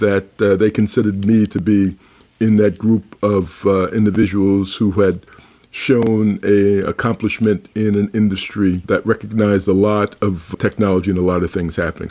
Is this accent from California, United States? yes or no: no; New York City, New York, United States; moved away as an adult; also born or lived in Denver / Washington, D.C.; when I grew up in Brooklyn